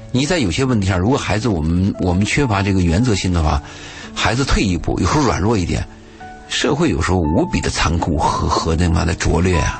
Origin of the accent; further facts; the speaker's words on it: China; 但是我们中国人这个分餐制啊